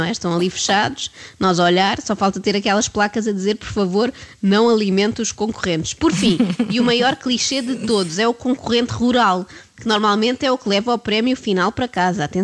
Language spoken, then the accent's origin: Portuguese; Brazil; now in Portugal; Ah, então, sou brasileira, mas parte da família da minha mãe é, tem descendência do norte de Mirandela.